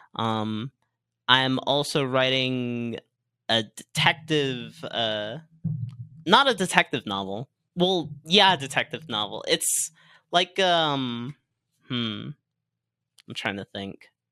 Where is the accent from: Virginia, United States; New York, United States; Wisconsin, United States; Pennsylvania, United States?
Virginia, United States; Virginia Beach; also born or lived in Norfolk, Virginia; Born in Norfolk. Raised in mainly Virginia Beach